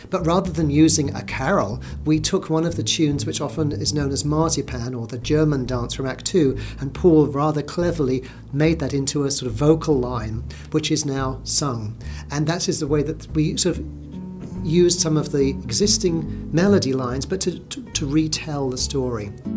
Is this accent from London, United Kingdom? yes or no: yes; London, United Kingdom; moved away; I grew up in London, being a Brit